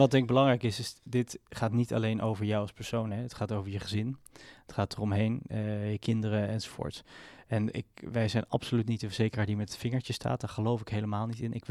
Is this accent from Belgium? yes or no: no; Israel; born there; ik ben geboren in Israël. Mijn ouders waren naar Israël ehm, verhuisd en ben, zijn zo teruggekomen.